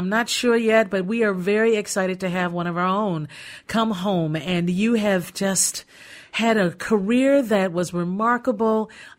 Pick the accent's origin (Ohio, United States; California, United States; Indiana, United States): Indiana, United States; Gary; moved away; I'm from Gary, Indiana.